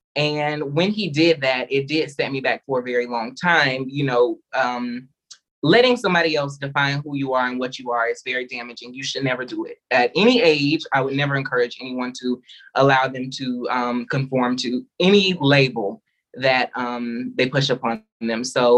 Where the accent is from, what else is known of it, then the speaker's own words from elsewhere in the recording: the South, United States; When you are a Black child raised, for me particularly, I was raised in the South. My grandmother was a pastor.